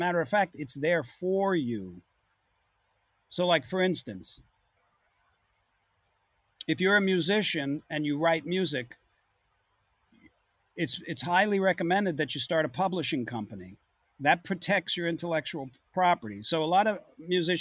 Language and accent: English; Long Island, New York, United States; I came from Long Island